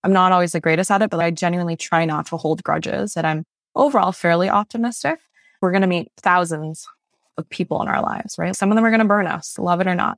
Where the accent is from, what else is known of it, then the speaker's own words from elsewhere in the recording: Fredericton, New Brunswick, Canada; first language Mandarin; English is a second language; also born or lived in Malaysia; growing up in New Brunswick, it's not very diverse